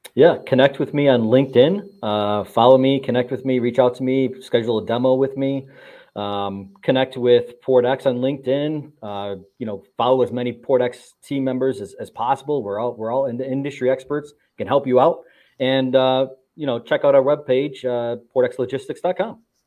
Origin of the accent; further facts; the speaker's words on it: Buffalo, New York, United States; I'm from Buffalo, New York